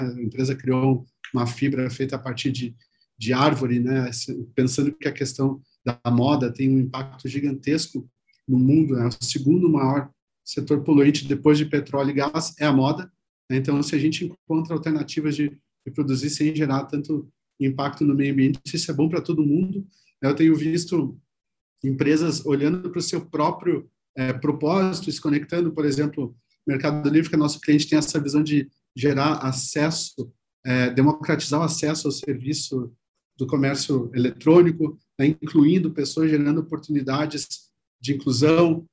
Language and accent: Portuguese; Rio Grande do Sul, Brazil; moved away as an adult; now in São Paulo, Brazil; pelo meu sotaque, vocês vão ver que eu comecei minha carreira lá no Rio Grande do Sul